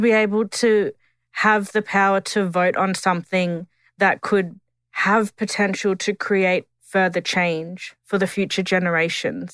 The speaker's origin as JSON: {"language": "English", "area": "Tiwi", "region": "Northern Territory", "country": "Australia", "said": "I'm a Gullambringan Dungalaba Tiwi woman"}